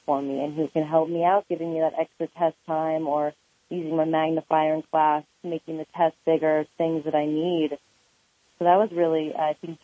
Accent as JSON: {"language": "English", "town": "Oak Park", "region": "California", "country": "United States", "tie": "born or raised there", "said": "I grew up in Oak Park, California"}